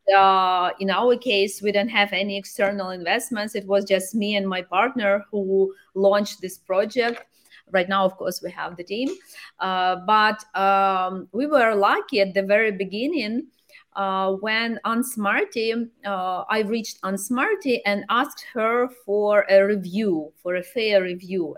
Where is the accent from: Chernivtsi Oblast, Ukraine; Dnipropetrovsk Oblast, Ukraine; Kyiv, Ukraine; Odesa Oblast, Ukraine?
Dnipropetrovsk Oblast, Ukraine; Dnipro; my home city is Dnipro